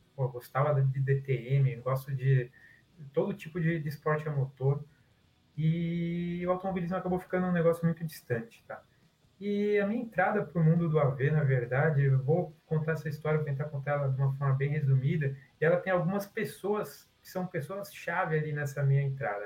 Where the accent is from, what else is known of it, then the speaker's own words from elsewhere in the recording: Guarulhos, São Paulo, Brazil; moved away as an adult; now in Rio de Janeiro, Brazil; Eu sou paulista, eu moro no Rio, mas sou paulista, de Guarulhos. E como todo bom guarulhense